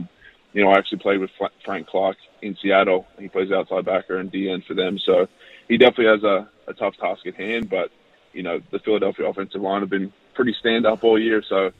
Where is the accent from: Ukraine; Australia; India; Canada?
Australia; It was quite tough playing in Australia, in Brisbane